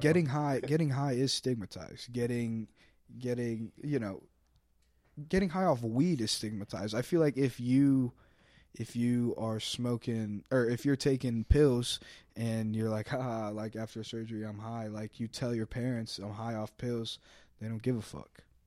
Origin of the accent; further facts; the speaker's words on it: Fishers, Indiana, United States; I'm from Fishers, Indiana, very Republican, turning Democratic area.